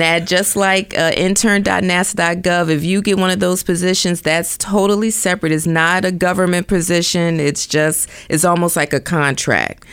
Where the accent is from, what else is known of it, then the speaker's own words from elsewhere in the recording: Philadelphia, Pennsylvania, United States; moved away as an adult; also born or lived in Delaware / Washington, D.C.; now in Silicon Valley, United States; I'm originally from the East Coast, Philadelphia.